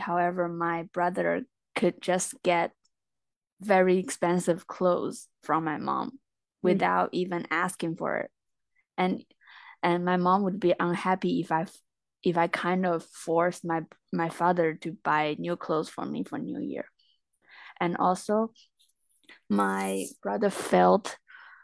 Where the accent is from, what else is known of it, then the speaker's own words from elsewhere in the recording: Jiangxi, China; I'm from a small town in Jiangxi Province in China.